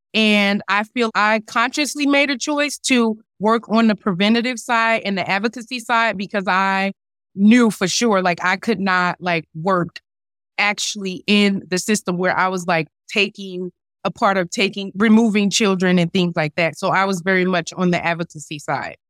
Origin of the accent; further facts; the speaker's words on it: North New Jersey, United States; I grew up in North New Jersey